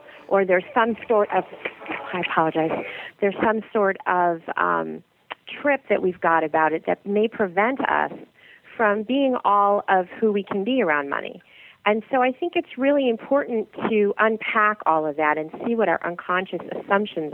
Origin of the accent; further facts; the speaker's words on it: St. Louis, Missouri, United States; I grew up in the Midwest. And and my mother loved to have the air conditioning down to 72 in St. Louis